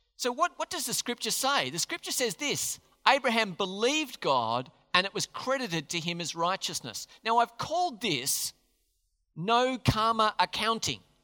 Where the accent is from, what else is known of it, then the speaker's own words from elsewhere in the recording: Australia; We're Australians.